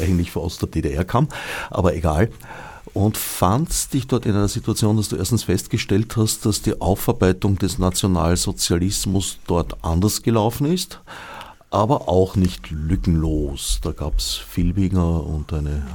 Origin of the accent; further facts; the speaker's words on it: Vienna, Austria; das war am Stadtrand, wo ich aufgewachsen bin